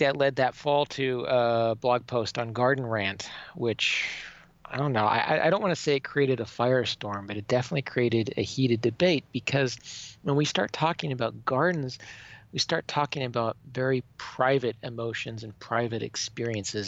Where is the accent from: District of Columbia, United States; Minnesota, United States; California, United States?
Minnesota, United States; Minneapolis; moved away as an adult; also born or lived in western Oklahoma; now in Nebraska, United States; where I was born in Oklahoma and where my formative years growing up were in Minnesota